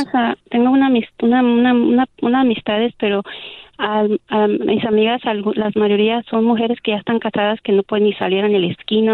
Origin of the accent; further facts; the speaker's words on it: Mexico; yo soy mexicana